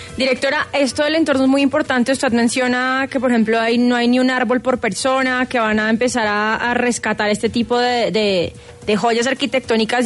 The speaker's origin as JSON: {"language": "Spanish", "region": "Bogotá", "country": "Colombia", "said": "uno como bogotano"}